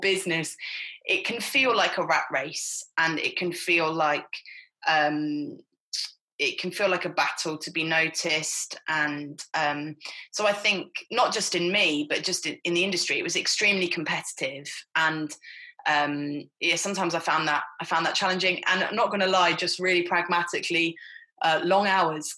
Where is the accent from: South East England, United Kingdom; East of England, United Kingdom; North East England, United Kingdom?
East of England, United Kingdom; Hertfordshire; I grew up in Hertfordshire, which is just 30 miles north of London